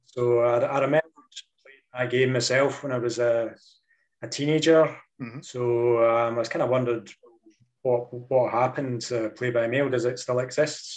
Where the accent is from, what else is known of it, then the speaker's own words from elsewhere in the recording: Dundee, Scotland, United Kingdom; I was kind of born and raised in Dundee